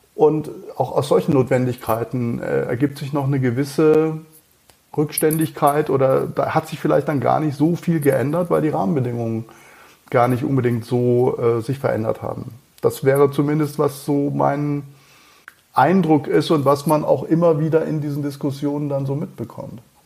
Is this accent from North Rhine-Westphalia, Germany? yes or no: no; Schliengen, Baden-Württemberg, Germany; accent: Alemannic; ich bin in äh, Schlingen äh, aufgewachsen